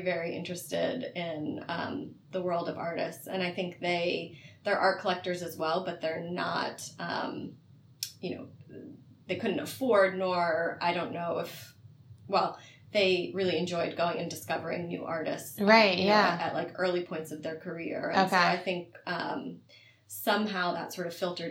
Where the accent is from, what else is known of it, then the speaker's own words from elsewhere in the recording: Philadelphia, Pennsylvania, United States; now in San Francisco, United States; So I grew up in Chestnut Hill, which is in Philadelphia